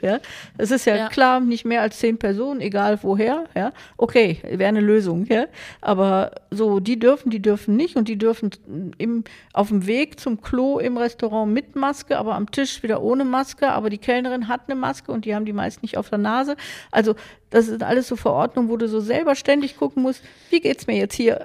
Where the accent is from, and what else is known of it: Germany